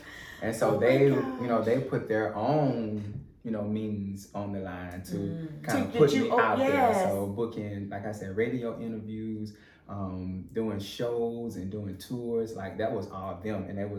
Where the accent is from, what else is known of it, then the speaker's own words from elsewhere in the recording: LaFayette, Alabama, United States; now in Atlanta, United States; I'm from Lafayette, Alabama.